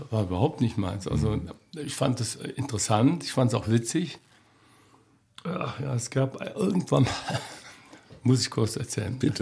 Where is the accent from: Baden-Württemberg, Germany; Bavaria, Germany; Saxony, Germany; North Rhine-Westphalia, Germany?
North Rhine-Westphalia, Germany; Cologne; moved away as an adult; Ich bin Kölner. Ich bin in Beckendorf groß geworden, am Beckendorfer Bütchen sozusagen.